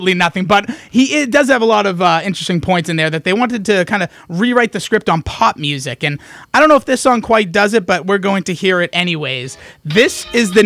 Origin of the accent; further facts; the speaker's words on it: United States